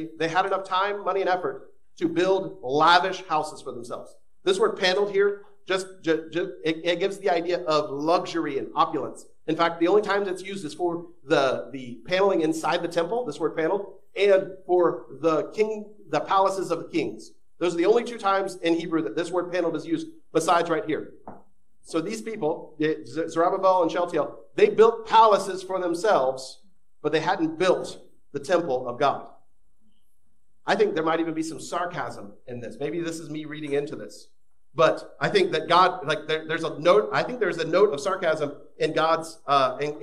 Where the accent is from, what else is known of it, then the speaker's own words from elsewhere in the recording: Florida, United States; moved away; my home state of Florida